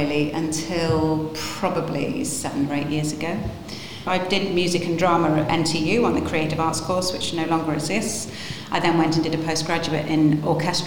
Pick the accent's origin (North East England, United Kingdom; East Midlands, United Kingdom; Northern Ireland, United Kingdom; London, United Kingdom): East Midlands, United Kingdom; Lincolnshire; now in Nottingham, United Kingdom; I was born in Lincolnshire